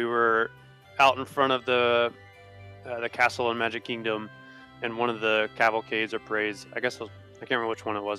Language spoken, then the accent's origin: English; United States; also born or lived in Tennessee; I'm from Alabama and Tennessee